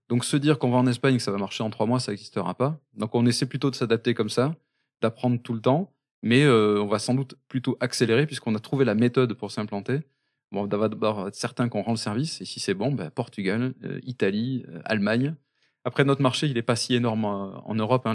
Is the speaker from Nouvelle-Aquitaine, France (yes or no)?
yes; Basque Country, Nouvelle-Aquitaine, France; on est très fier d'être basque